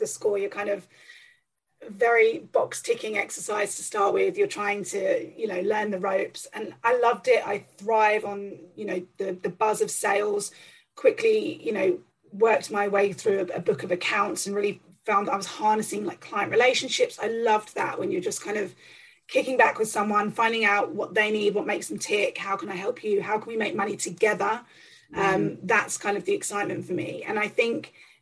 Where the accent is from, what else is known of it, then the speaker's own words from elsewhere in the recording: the north of England, United Kingdom; moved away as an adult; also born or lived in United States / South Africa / London; I've recently moved back to my hometown, which is a little country bumpkin place in sort of the north of England.